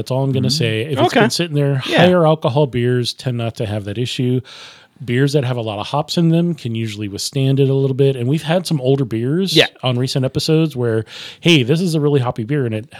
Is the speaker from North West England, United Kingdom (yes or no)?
no; Leeds, Yorkshire and the Humber, United Kingdom; Well, I'm from Leeds.